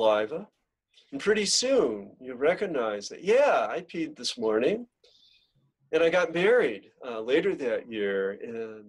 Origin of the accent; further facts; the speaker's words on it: Genesee River Valley, near Lake Ontario, New York, United States; my hometown